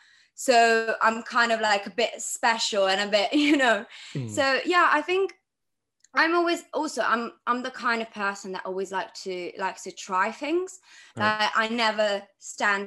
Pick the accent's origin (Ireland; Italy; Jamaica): Italy; Milan, Lombardy; I grew up in Milan, Italy.